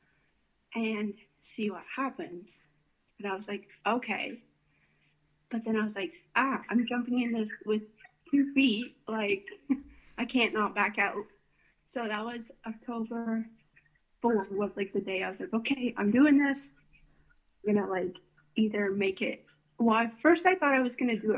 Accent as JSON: {"language": "English", "town": "Tillsonburg", "region": "Ontario", "country": "Canada", "tie": "born or raised there", "said": "I grew up in Tilfenburg on a little hobby farm with my parents and my siblings"}